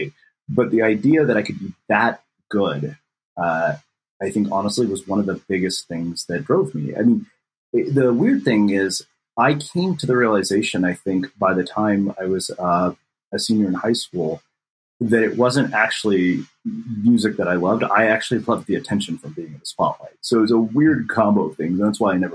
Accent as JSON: {"language": "English", "region": "Texas", "country": "United States", "tie": "born or raised there", "said": "I grew up in Texas where if you play football and you're a scrawny Indian kid"}